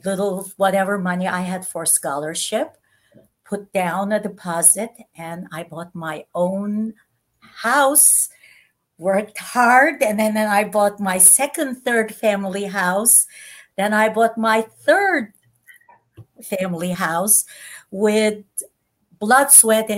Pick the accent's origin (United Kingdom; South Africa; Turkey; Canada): Turkey; Istanbul; English is a second language; moved away as an adult; also born or lived in Netherlands; now in United States; I was born in Istanbul, as you mentioned, of a Christian family and as Armenian